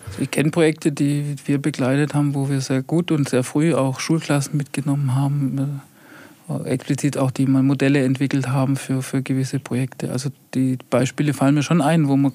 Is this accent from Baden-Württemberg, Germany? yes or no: yes; Heilbronn, Baden-Württemberg, Germany; now in Untergruppenbach, Germany; Ich komme aus Heilbronn. Also Heilbronn ist so für mich wirklich Heimat.